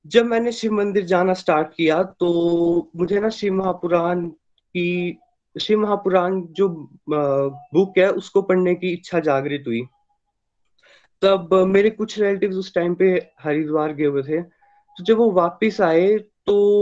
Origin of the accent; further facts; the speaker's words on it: Chamba, Himachal Pradesh, India; मैं चंबा एचपी से बिलोंग करता हूँ